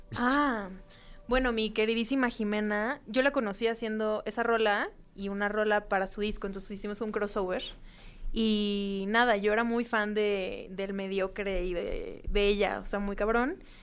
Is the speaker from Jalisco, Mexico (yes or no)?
no; Mexico City, Mexico; aquí en la ciudad, en la Ciudad de México, mi, la ciudad que me vio nacer